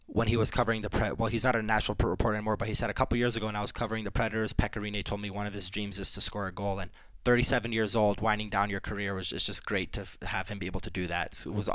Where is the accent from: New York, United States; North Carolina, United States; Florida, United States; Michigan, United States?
Michigan, United States; Detroit; also born or lived in Canada; now in Colorado, United States; I grew up in Detroit, and it's been going on in Detroit since I first moved there from Canada